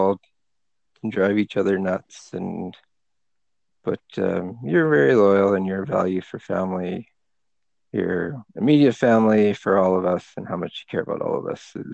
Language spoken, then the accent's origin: English; Canada; moved away as an adult; We were raised as Pakistani Catholic kids in Canada, new immigrants to Canada.